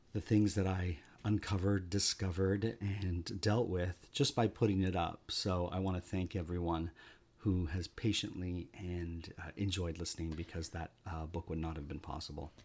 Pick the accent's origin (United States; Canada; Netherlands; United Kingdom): Canada; We're Canadian